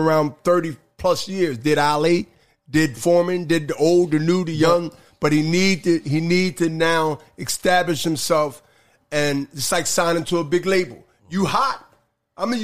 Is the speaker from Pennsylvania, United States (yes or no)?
yes; Philadelphia, Pennsylvania, United States; I'm from Philly